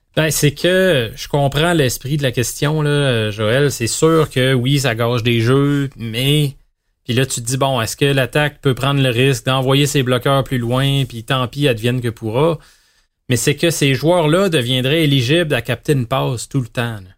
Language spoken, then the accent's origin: French; Quebec, Canada